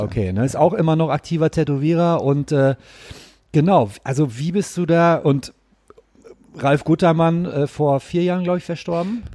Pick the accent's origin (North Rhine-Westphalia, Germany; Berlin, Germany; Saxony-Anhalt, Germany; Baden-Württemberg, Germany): North Rhine-Westphalia, Germany; Gelsenkirchen; Ich komme ja ursprünglich aus Gelsenkirchen